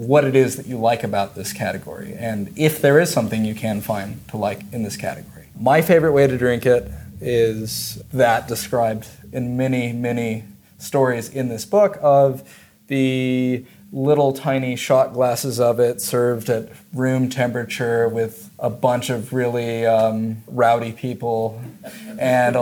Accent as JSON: {"language": "English", "country": "United States", "also_born_or_lived": "China", "moved": "as an adult", "said": "being an American in China"}